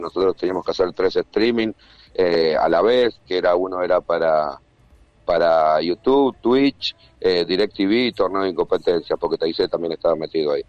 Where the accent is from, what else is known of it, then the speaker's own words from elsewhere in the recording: Argentina; moved away as an adult; also born or lived in Dominican Republic; now in Miami, United States; Yo soy argentino por un tema de sentimiento